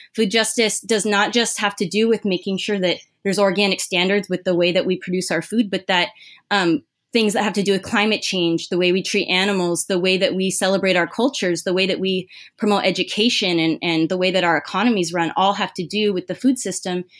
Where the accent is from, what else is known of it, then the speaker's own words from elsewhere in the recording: Irvine, California, United States; moved away as an adult; also born or lived in Santa Cruz, United States; now in Los Angeles, United States; I grew up in Orange County in Irvine.